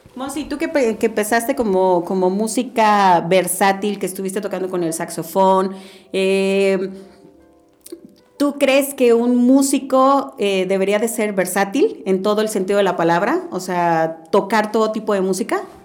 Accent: Veracruz, Mexico; yo soy de Veracruz

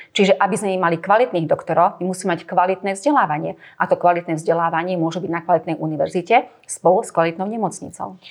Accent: Slovakia; Sme Slováci

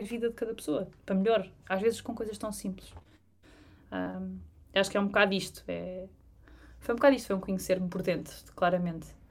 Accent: Trás-os-Montes, Portugal; moved away; also born or lived in London; tanto de trás os montes, que é de onde eu, de onde eu sou

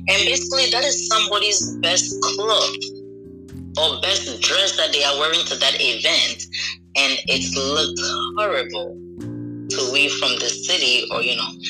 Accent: New York, United States; moved away; also born or lived in Ghana; so I'm from Ghana, and I basically spent my 10 years here in the States. I'm in New York, and to be specific, the Bronx. So I grew up here in the Bronx.

